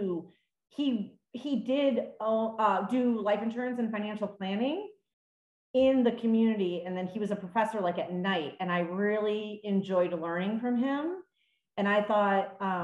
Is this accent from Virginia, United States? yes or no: no; Toledo, Ohio, United States; moved away as an adult; also born or lived in New York City / Pittsburgh; now in Denver, United States; I grew up in Ohio, Toledo, Ohio